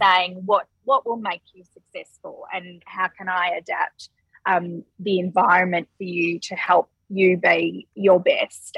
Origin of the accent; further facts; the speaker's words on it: Perth, Western Australia, Australia; moved away as an adult; also born or lived in Melbourne; I actually was living in Melbourne, um, but I am from Perth originally